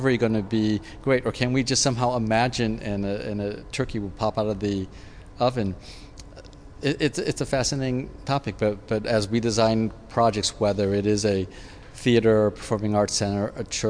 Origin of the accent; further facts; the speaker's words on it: San Francisco, California, United States; I grew up in San Francisco.